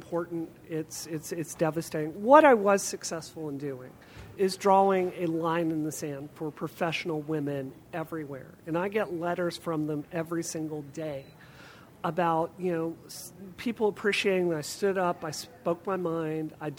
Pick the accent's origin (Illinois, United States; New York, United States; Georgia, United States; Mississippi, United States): Mississippi, United States; now in Massachusetts, United States; I grew up in Mississippi, which is the poorest state in America